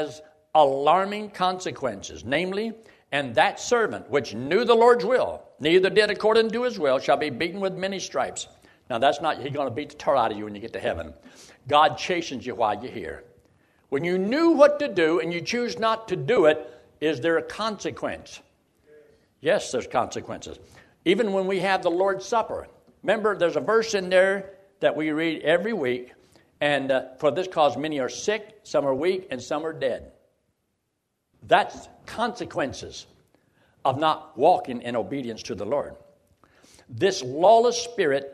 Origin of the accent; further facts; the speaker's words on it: United States; I'm not Chinese. I was born in America.